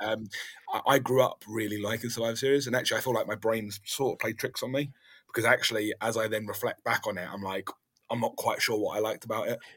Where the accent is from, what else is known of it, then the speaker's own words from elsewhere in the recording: London, United Kingdom; now in South of England, United Kingdom; I'm actually from London originally